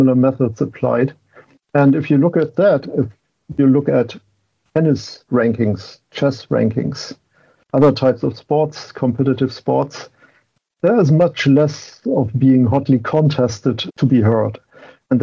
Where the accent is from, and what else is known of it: Germany; English is a second language; moved away as an adult; now in Boston, United States